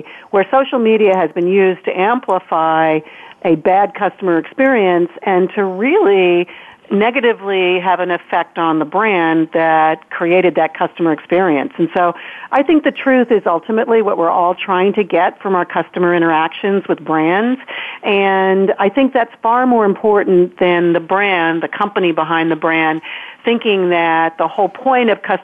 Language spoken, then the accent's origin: English; the South, United States; I'm a Southerner